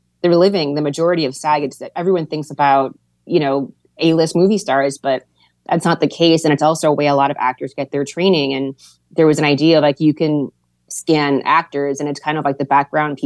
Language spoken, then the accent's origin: English; Hawaii, United States; being from Hawaii, it's like different than being, I don't know, more traditionally American.